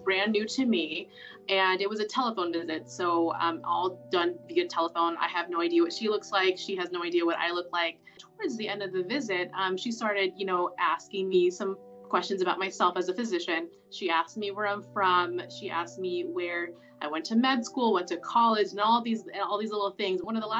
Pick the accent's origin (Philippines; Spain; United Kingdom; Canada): Philippines; And I told her that I am Asian, I'm Filipino.